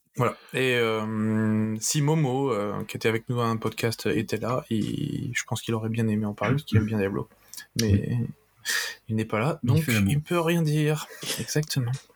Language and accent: French; France; je suis français